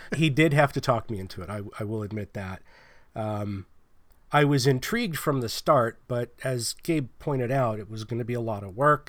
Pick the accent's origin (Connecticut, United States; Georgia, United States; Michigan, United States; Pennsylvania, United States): Pennsylvania, United States; now in California, United States; I'm not from California. I live in California. But I'm from Pennsylvania